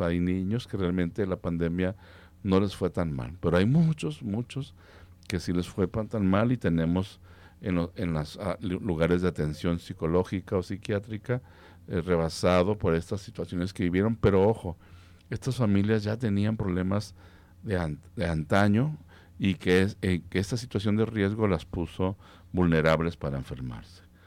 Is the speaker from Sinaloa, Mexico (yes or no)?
no; Guadalajara, Jalisco, Mexico; nosotros como tapatíos, como jaliscienses